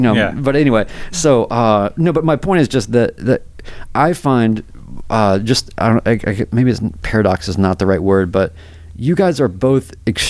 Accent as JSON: {"language": "English", "region": "North Carolina", "country": "United States", "also_born_or_lived": "New York / Seattle / Nashville", "said": "I'm from North Carolina. I lived in New York. I've lived in Seattle, lived in Nashville, whatever."}